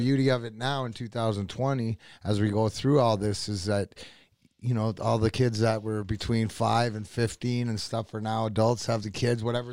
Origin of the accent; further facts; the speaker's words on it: Windsor, Ontario, Canada; also born or lived in Burnaby, British Columbia; I was raised since I was six months just, uh, outside, uh, Windsor